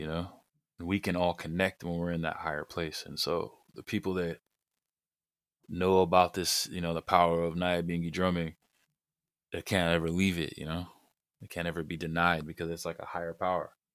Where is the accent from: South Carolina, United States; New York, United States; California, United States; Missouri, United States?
California, United States; also born or lived in Arizona / Jamaica; growing up in California